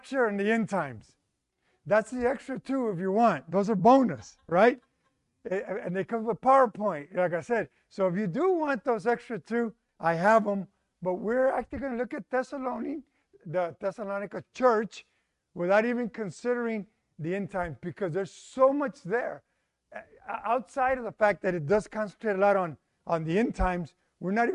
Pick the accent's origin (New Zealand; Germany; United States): United States; Houston, Texas; Mexican parents, born in Houston